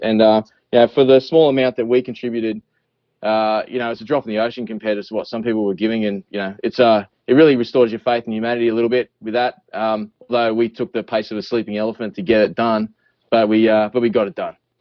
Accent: Australia; accent: Australian; I'm Australian

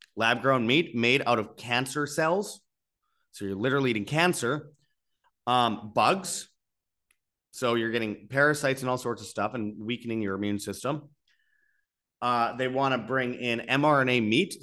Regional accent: Winnipeg, Manitoba, Canada; Winnipeg, Canada, my hometown

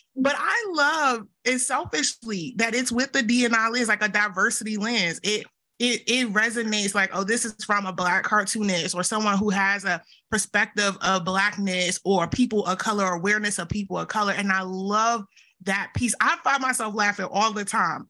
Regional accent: the South, United States; accent: Southern; with all my Southern accent

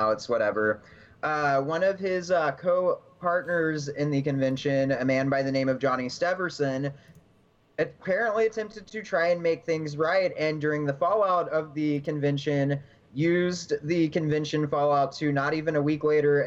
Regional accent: Alvin, Texas, United States; I am originally from Alvin

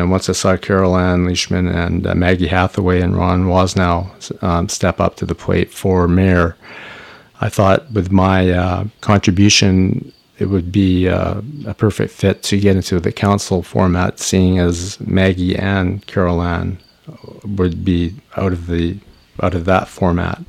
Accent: Squamish, British Columbia, Canada; also born or lived in Powell River, British Columbia / Lund, British Columbia; I grew up between Powell River and uh, Squamish

